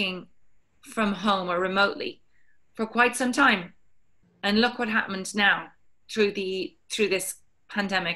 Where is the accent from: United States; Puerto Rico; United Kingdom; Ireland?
Ireland; I'm Irish